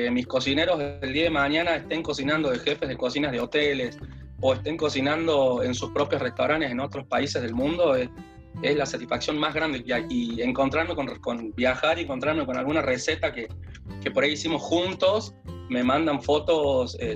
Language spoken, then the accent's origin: Spanish; Salta, Argentina; now in Córdoba, Argentina; yo vine desde Salta, que no conocía eh, a nadie en Córdoba, tenía a mis hermanos acá